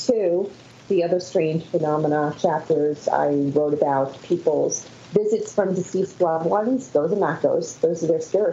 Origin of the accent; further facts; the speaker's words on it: Wantage, New Jersey, United States; I'm from Wantage, New Jersey, in Suffolk County